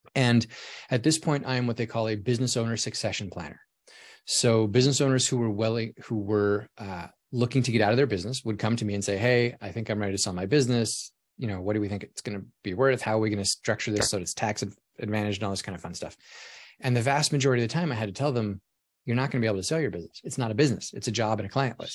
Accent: Alaska, United States; moved away as an adult; I grew up in Alaska, so it was cold and snowy all the time

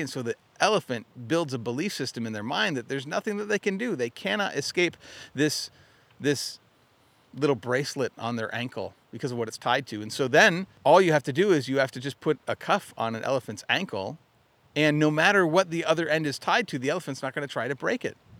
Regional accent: Arizona, United States; moved away as an adult; also born or lived in Utah; now in Michigan, United States; I grew up in Arizona.

